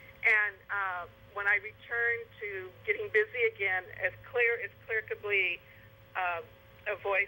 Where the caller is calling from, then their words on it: San Jose, California, United States; I'm from San Jose, California, and my friend who lives in Colorado listens to you all the time.